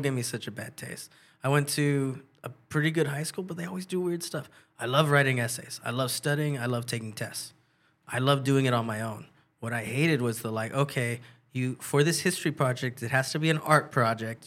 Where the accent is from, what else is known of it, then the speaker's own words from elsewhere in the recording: San Jose, California, United States; born and raised in San Jose